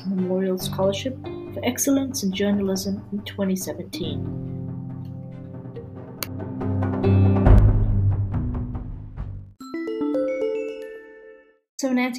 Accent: Canada; I'm a Canadian medical student

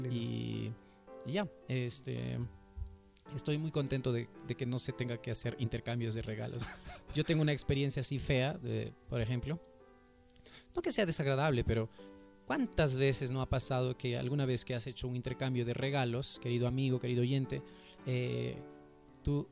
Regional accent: Peru; yo me siento identificado con la cultura andina y la cultura peruana

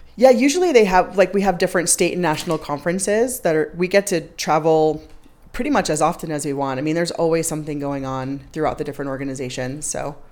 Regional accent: Long Island, New York, United States; moved away as an adult; also born or lived in Boston; I grew up on Long Island, so I'm an East Coaster.

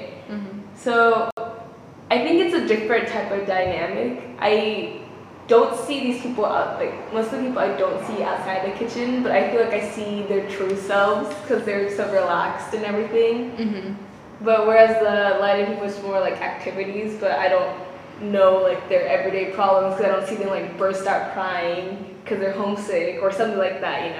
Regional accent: United States; moved away as an adult; also born or lived in Japan; now in Netherlands; I'm more American

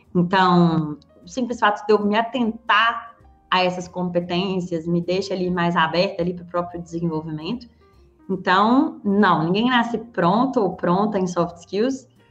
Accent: Belo Horizonte, Minas Gerais, Brazil; sou mineira, sou de Belo Horizonte

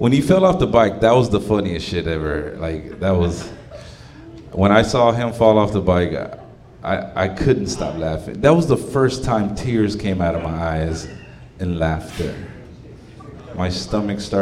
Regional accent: Dallas, Texas, United States; I'm from that great part of Dallas called Oak Cliff.

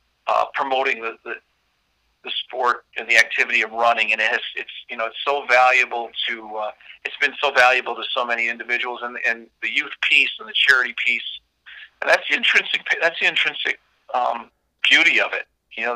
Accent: Northwest Indiana, United States; now in Chicago, United States; I grew up in Northwest Indiana, which isn't far from here, as the crow flies from downtown Chicago, where I am right now. In the heart of the Loop area of the city

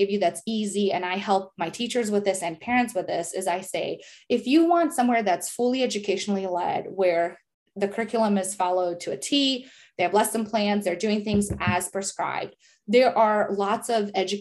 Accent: Bosnia & Herzegovina; first language Serbo-Croatian; English is a second language; moved away; I'm from Bosnia, speaking in our native language

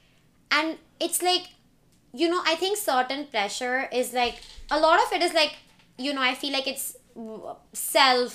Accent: India; now in United States; I wasn't raised in the US. I was raised in India

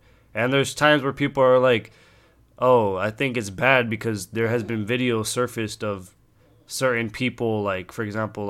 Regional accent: Hollywood, California, United States; born there; I wasn't born, or I was born in Hollywood, but I wasn't, like, raised my, like, Wonder Years in L.A. or whatever.

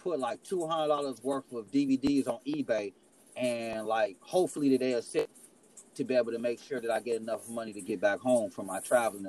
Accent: Midwest, United States; I'm from, you know, I'm an hour from Chicago. I'm in the Midwest

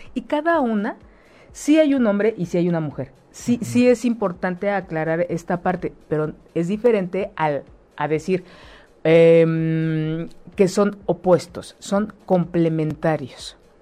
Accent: Mexico; Nosotros como pueblo mexicano

